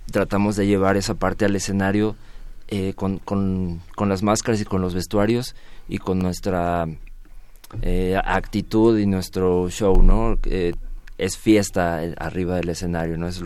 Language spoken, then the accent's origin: Spanish; Mexico; como músicos y como mexicanos